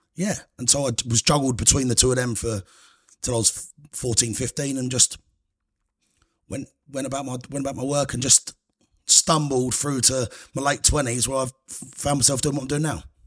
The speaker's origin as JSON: {"language": "English", "area": "Cambridgeshire, Huntingdon area", "region": "East of England", "country": "United Kingdom", "tie": "born or raised there", "said": "So I grew up in Cambridgeshire. Nice little village, good place, called, like, Round Huntingdon area"}